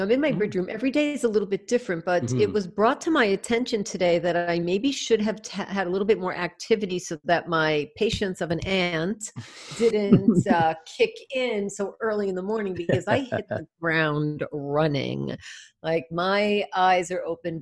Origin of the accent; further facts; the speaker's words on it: New York, United States; accent: New York; my New York accent